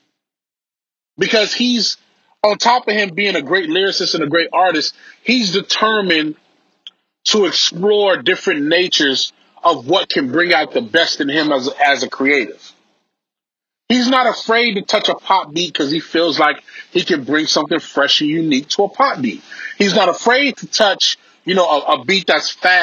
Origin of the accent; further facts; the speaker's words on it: Belize; I'm from Belize. My family is from Belize